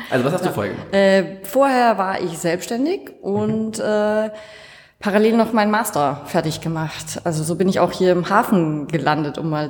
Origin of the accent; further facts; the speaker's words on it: Bavaria, Germany; Ähm, ursprünglich aus der Nähe von Würzburg, also zwischen Würzburg und Schweinfurt.